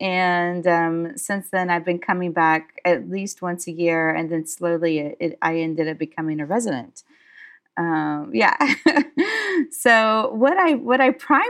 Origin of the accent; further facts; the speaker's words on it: United States; I am from the United States, and I was one of those American kids that kind of grew up in various parts in the United States, but I come from Southern heritage.